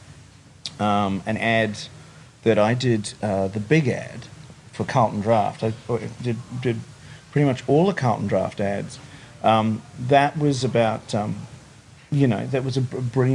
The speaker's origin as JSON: {"language": "English", "region": "Wellington", "country": "New Zealand", "tie": "born or raised there", "moved": "as an adult", "lives_now": "Sydney, Australia", "said": "I grew up in Wellington in New Zealand. But I've been here in Australia longer than I was in New Zealand"}